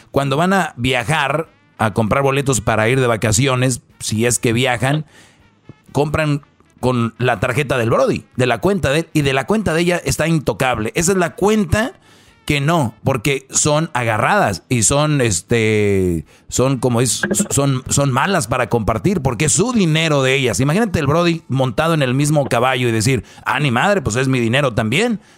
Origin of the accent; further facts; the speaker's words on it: Guatemala City, Guatemala Department, Guatemala; Soy de Guatemala, sí. De Guatemala.